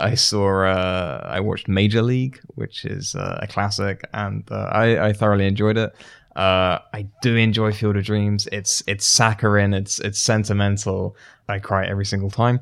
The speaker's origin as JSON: {"language": "English", "country": "United Kingdom", "moved": "yes", "said": "I'm from, uh, I'm from the U K originally"}